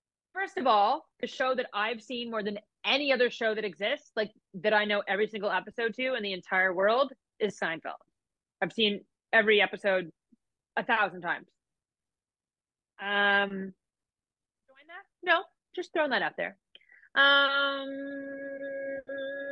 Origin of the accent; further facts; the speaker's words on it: Canada; I'm Canadian and we do things very differently in Canada